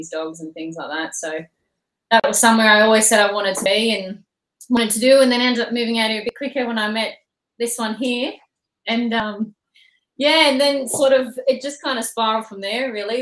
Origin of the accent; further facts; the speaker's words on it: Penrith, New South Wales, Australia; moved away; also born or lived in Wellington; I'm originally from Penrith, so I've got family out in Wellington that I used to go and visit sort of every school holidays.